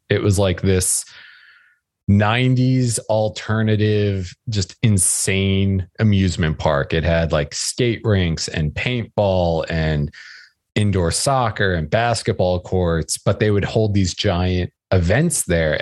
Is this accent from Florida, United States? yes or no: no; outside New York City, United States; I grew up outside New York City